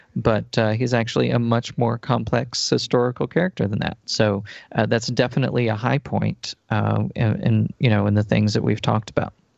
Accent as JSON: {"language": "English", "region": "Texas", "country": "United States", "tie": "born or raised there", "said": "the state where I grew up"}